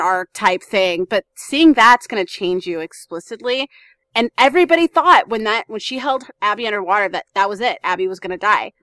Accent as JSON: {"language": "English", "town": "New Orleans", "region": "Louisiana", "country": "United States", "tie": "born or raised there", "said": "I grew up homeless in New Orleans"}